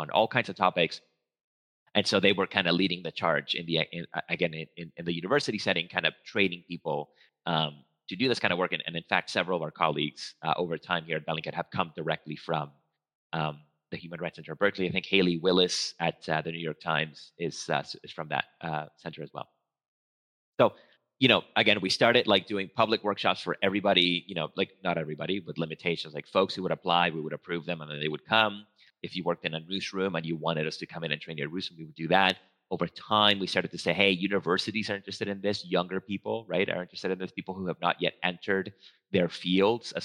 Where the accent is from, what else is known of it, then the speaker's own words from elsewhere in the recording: Venezuela; first language Spanish; English is a second language; moved away; I'm a native Spanish speaker. I'm from Venezuela